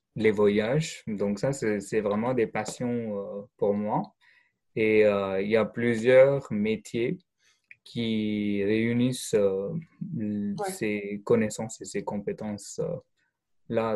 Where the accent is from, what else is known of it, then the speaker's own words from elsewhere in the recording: India; French is a second language; moved away; je viens d'Inde